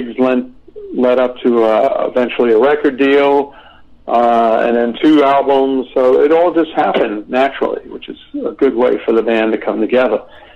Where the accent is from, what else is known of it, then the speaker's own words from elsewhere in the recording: New York City, New York, United States; I'm from Brooklyn, New York